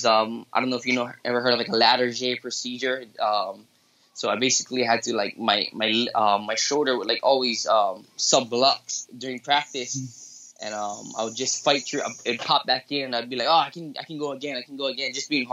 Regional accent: Philippines; I'm Filipino

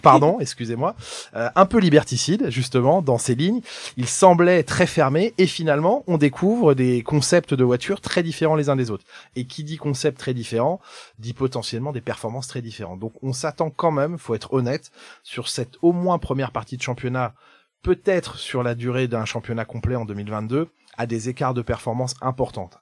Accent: Rennes, Brittany, France; also born or lived in Quimper; Je suis un jeune provincial breton, je suis né à Rennes, j'ai fait mes études à, Quimper

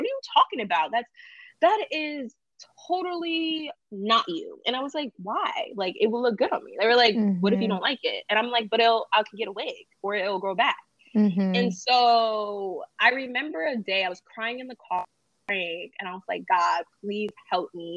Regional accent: New Jersey, United States; also born or lived in Jamaica; now in East Harlem, New York, United States; I am from New Jersey.

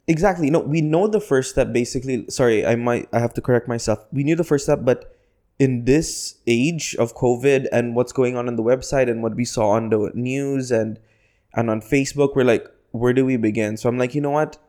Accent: Philippines; now in United Arab Emirates; I'm a Filipino

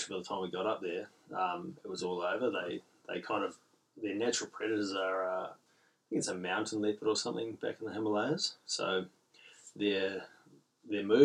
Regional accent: Gisborne, New Zealand; now in Port Hedland, Australia; growing up in Gisborne, East Coast, North Island, NZ

